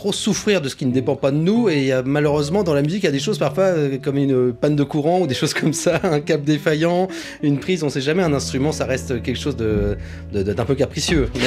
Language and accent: French; England, United Kingdom; born there; moi je suis né en Angleterre, et euh, ma mère était, vraiment anglophile et on a grandi dans cette culture.